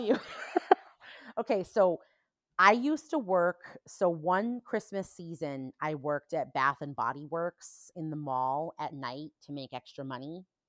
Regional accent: New Hampshire, United States; now in Indianapolis, United States; when I was growing up in New Hampshire

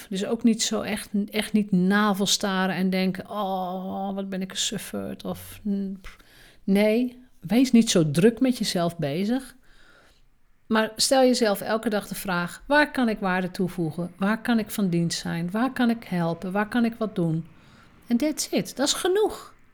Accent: Drenthe, Netherlands; En misschien is dat zo omdat ik uit Drenthe kom. In Drenthe mag je sowieso nooit opvallen

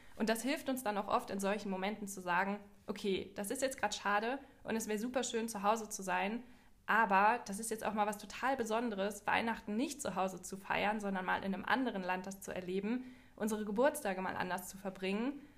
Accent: Germany; bei uns in Deutschland

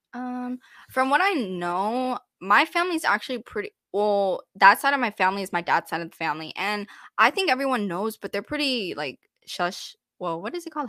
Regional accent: Texas, United States; I grew up in Texas, and I feel like I really enjoyed my experience growing up here

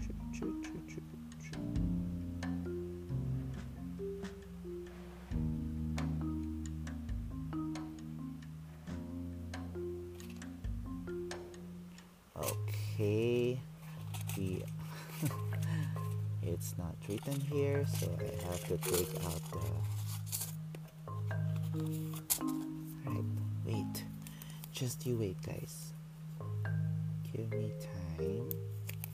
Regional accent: Mandaluyong, Metro Manila, Philippines; I grew up in Mandaluyong

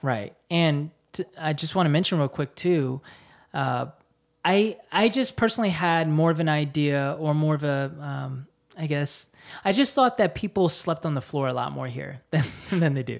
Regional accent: United States; born or raised there; moved away as an adult; now in Seoul, South Korea

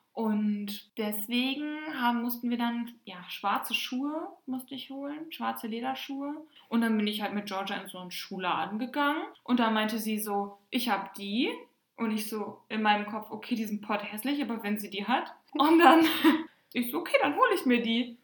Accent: Germany; bei uns in Deutschland

